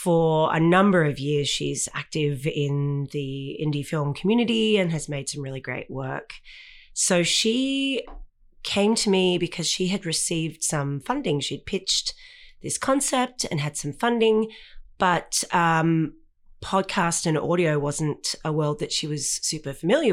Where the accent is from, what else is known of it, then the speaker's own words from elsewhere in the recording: Australia; also born or lived in North America; now in Vancouver, Canada; I grew up in Australia where Christmas is summer.